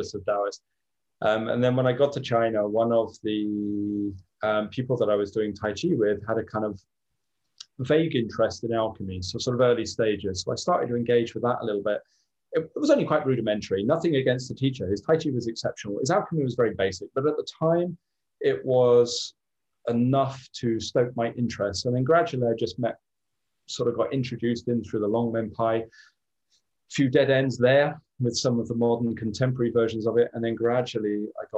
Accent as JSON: {"language": "English", "area": "near Glastonbury", "region": "South West England", "country": "United Kingdom", "tie": "born or raised there", "said": "I grew up near Glastonbury"}